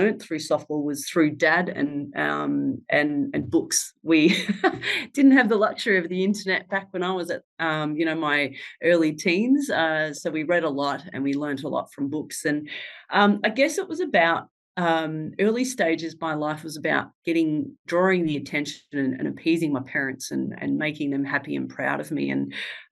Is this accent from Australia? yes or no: yes; Ballarat, Victoria, Australia; I was born and bred in Ballarat